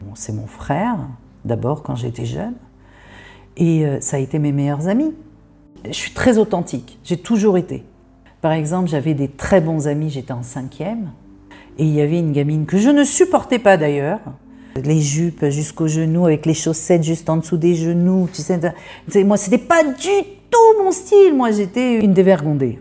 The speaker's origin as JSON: {"language": "French", "country": "France", "tie": "born or raised there", "moved": "as an adult", "lives_now": "Israel", "said": "j'habite en Israël, je suis née en France, j'ai vécu 19 euh, ans en France"}